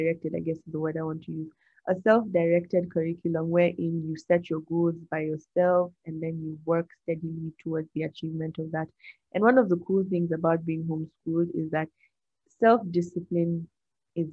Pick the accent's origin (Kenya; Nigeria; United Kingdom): Nigeria; I love my country, Nigeria. Fun fact, I'm Nigerian.